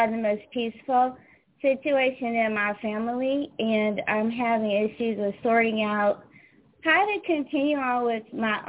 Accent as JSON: {"language": "English", "town": "St. Louis", "region": "Missouri", "country": "United States", "also_born_or_lived": "Atlanta", "moved": "yes", "lives_now": "New Jersey, United States", "said": "I'm not from New Jersey. I'm from St. Louis. I moved to Atlanta, and then I moved here to up north"}